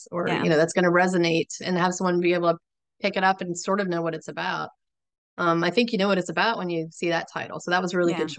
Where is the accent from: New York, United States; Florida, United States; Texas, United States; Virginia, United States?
Florida, United States; now in Maryland, United States; I grew up in Florida